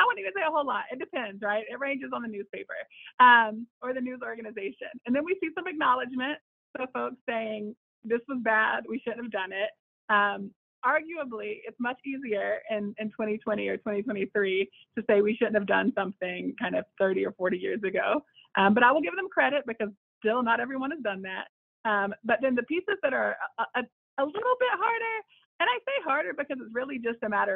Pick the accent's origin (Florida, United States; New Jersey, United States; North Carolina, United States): North Carolina, United States; Charlotte; my hometown of Charlotte, North Carolina